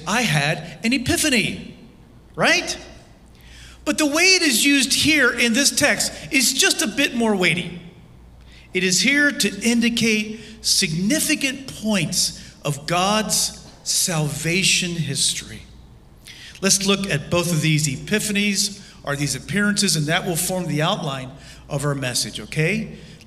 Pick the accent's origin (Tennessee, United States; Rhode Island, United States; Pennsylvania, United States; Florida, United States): Pennsylvania, United States; Lancaster; I was standing in my parents' garage as a 19-year-old in my hometown of Lancaster, Pennsylvania